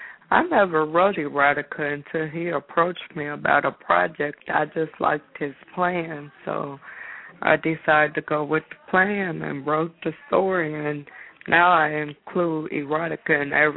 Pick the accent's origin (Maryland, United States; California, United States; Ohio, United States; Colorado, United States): Ohio, United States; Dayton; I'm from Dayton, Ohio.